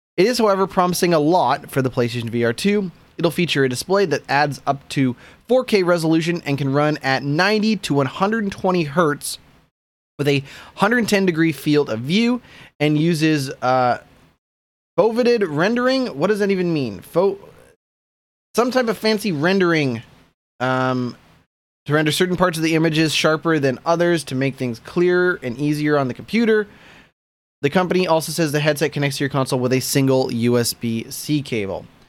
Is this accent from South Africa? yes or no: no; Canada; I'm a Canadian